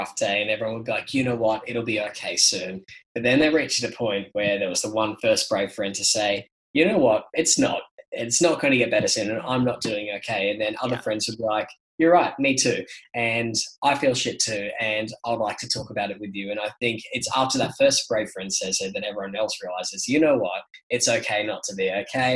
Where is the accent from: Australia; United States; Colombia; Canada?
Australia; Brisbane, Queensland; accent: Australian; moved away as an adult; also born or lived in London; I thought it was a great place because it was my hometown